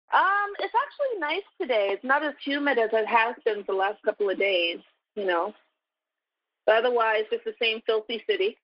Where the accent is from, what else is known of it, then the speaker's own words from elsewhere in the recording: Toronto, Ontario, Canada; moved away as an adult; also born or lived in Brooklyn, New York; now in New York, United States; I'm originally from Toronto, Canada, so I moved here seven, almost seven years ago